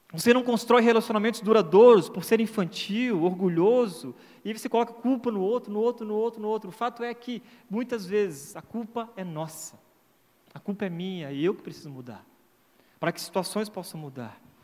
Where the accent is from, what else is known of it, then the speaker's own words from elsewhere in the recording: Santa Catarina, Brazil; moved away as an adult; eu sou de Santa Catarina